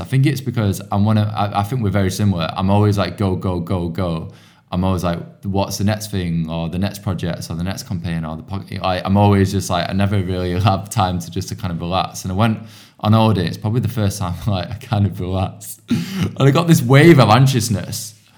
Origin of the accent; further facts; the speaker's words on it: outskirts of Manchester, North West England, United Kingdom; now in London, United Kingdom; I come from, like, a small town on, like, the outskirts of Manchester.